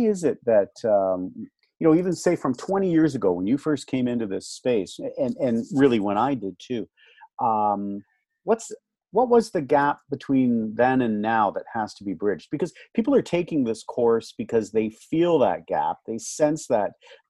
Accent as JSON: {"language": "English", "country": "Canada"}